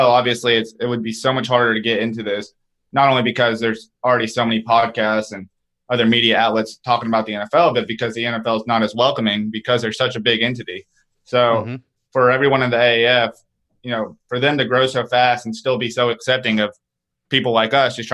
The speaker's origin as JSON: {"language": "English", "town": "Chattanooga", "region": "Tennessee", "country": "United States", "moved": "as an adult", "lives_now": "Atlanta, United States", "said": "I'm actually from Tennessee, but I'm from the east side of Tennessee in Chattanooga."}